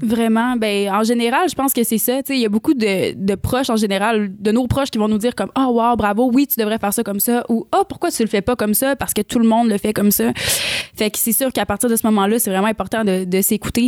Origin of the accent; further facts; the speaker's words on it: Rimouski, Quebec, Canada; moved away as an adult; now in Montreal, Canada; je viens de Rimouski, petite histoire, je viens de Rimouski, puis je suis déménagée à Montréal, j'avais 20 ans